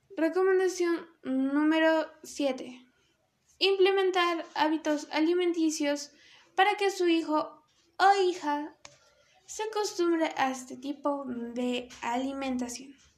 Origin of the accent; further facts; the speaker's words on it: Peru; Obviamente de Perú, que es donde yo nací. Este es mi país, Perú.